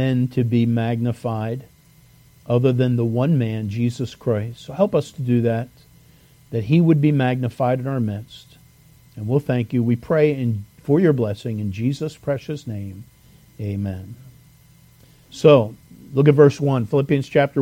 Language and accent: English; Lansdowne, Pennsylvania, United States; I'm from Lansdowne